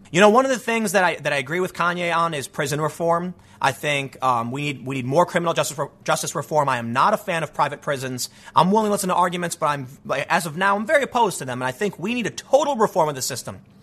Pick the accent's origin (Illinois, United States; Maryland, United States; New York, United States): Illinois, United States; Chicago; moved away; I grew up in a Spanish-speaking area in the south side of Chicago